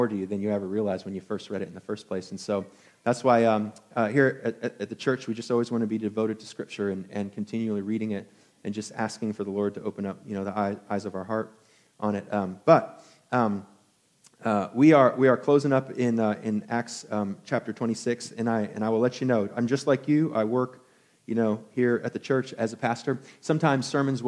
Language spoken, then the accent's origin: English; Albany, New York, United States; a young, just half-Asian kid growing up in Albany, New York